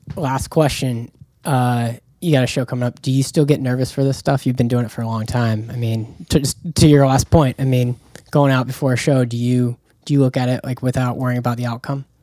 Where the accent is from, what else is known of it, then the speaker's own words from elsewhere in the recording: Jacksonville, Florida, United States; I'm from Jacksonville, Florida